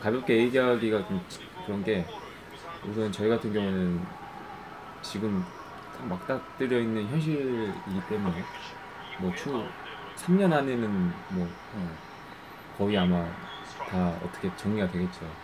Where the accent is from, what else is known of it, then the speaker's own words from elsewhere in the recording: Yeosu, South Jeolla, South Korea; 제 고향이 여수인데